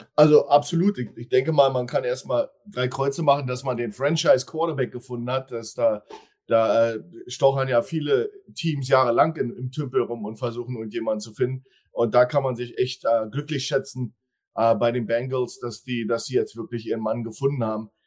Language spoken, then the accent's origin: German; Berlin, Germany; now in Hildesheim, Germany; Ja, ich bin zwar aus Berlin, aber ich lebe da nicht